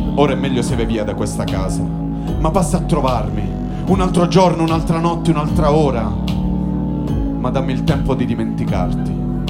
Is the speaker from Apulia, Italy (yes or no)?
yes; Fasano, Apulia, Italy; moved away as an adult; now in Turin, Italy